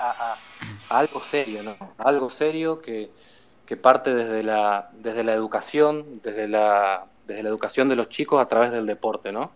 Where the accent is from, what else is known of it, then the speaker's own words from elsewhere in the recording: Argentina; now in Barcelona, Spain; Yo como argentino